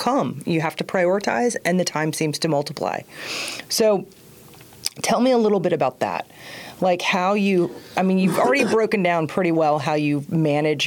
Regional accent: the South, United States; I grew up in the South

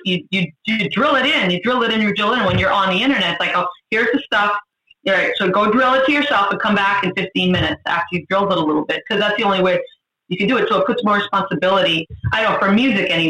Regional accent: Boston, Massachusetts, United States; We're from Boston

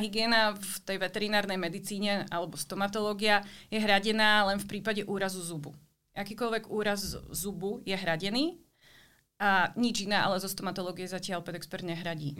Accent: Slovakia; moved away as an adult; also born or lived in Brno, Czech Republic; now in Prague, Czech Republic; pôvodom som zo Slovenska

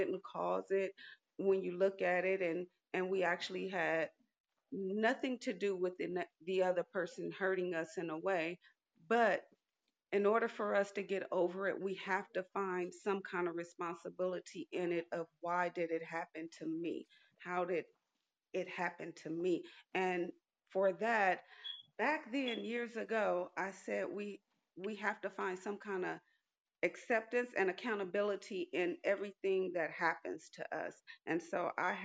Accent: Los Angeles, California, United States; now in Kansas City, United States; I am living in Kansas City, Missouri. I'm originally from Los Angeles, California

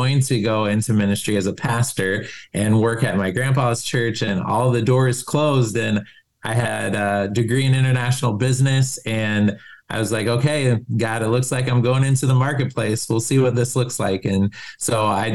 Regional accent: Columbus, Ohio, United States; moved away as an adult; also born or lived in Germany; now in Minneapolis, United States; we moved to Ohio, where my mom's family's from. And so, and then went to high school, college in Columbus

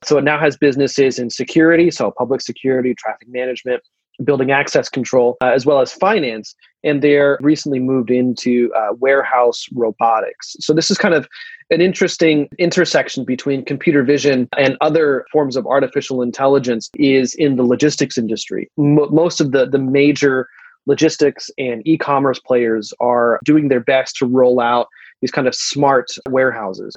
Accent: United States; I'm an American

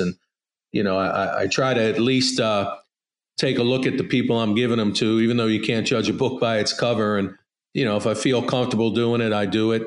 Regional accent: Baltimore, Maryland, United States; growing up in Baltimore

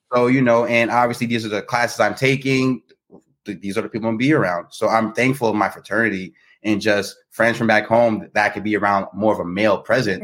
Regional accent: New Jersey, United States; moved away as an adult; now in Baltimore, United States; I'm from Jersey, born and raised, uh, but I'm currently residing in Baltimore

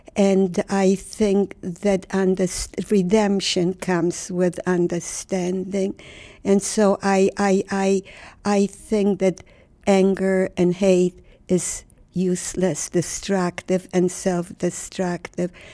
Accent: Warsaw, Masovian Voivodeship, Poland; moved away; I was born in Warsaw, Poland. Warsaw was the center of my universe.

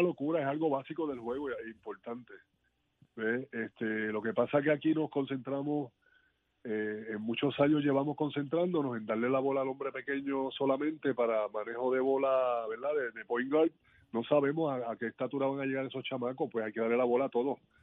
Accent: Puerto Rico; yo como puertorriqueño

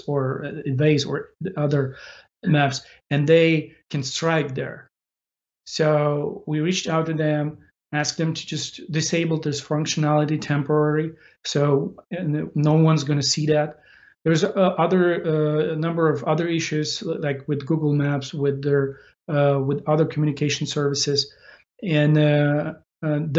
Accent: Ukraine; we fight for our nation, for our existence of the nation of Ukraine

